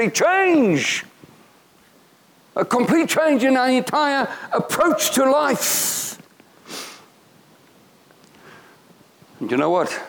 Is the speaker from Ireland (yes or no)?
no; South Africa; I'm from South Africa.